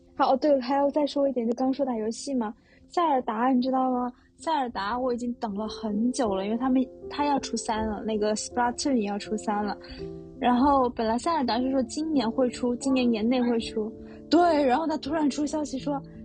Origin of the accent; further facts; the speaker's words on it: China; now in Tokyo, Japan; 我是中国人